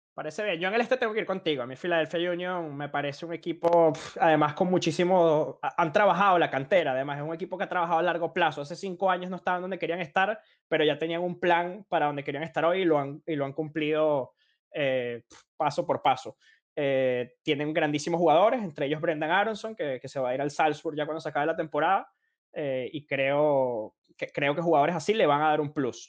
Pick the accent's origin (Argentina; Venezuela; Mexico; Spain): Venezuela